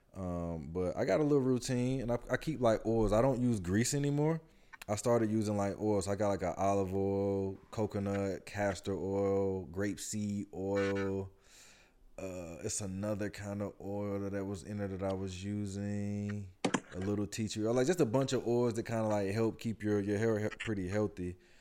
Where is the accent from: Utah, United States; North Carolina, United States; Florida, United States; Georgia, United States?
Georgia, United States; Atlanta; we're from Atlanta